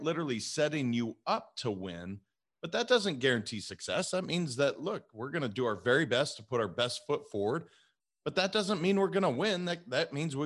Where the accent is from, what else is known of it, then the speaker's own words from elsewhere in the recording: Montana, United States; moved away as an adult; also born or lived in California; I'm a kid from Montana that I never thought I would leave Montana.